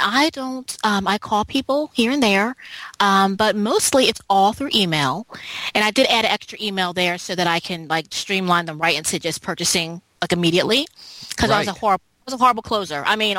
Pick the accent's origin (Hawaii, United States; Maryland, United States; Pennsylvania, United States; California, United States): Pennsylvania, United States; Philadelphia; now in Charlotte, United States; So I read her story and I moved to Charlotte, North Carolina, and I came from Philadelphia, and I don't have a license